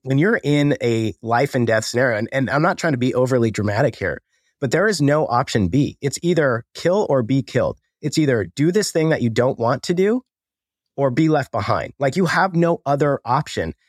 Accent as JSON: {"language": "English", "region": "Colorado", "country": "United States", "tie": "born or raised there", "said": "I grew up in Colorado, grew up the all-American kid"}